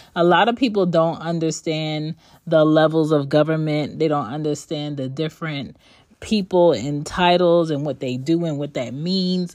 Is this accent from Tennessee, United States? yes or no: no; Philadelphia, Pennsylvania, United States; now in Georgia, United States; I am from Philly, but I do not live in Philly